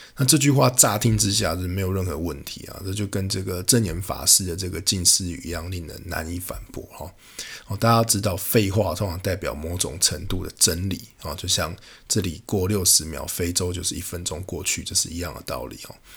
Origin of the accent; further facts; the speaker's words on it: Taiwan; 我是从台湾来的